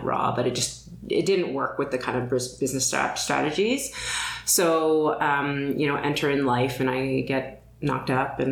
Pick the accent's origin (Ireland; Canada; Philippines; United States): Canada; Toronto, Ontario; also born or lived in London, England / Montreal; But moved here when I was a kid